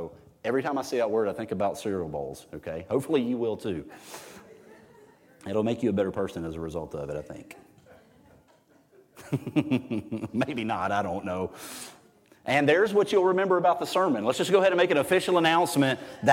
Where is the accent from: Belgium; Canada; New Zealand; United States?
United States; I'm an American